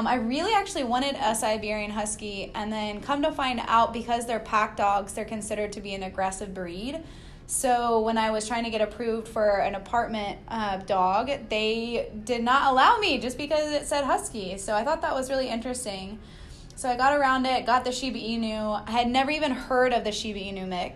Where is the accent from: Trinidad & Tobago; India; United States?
United States; Austin, Texas; I'm from Austin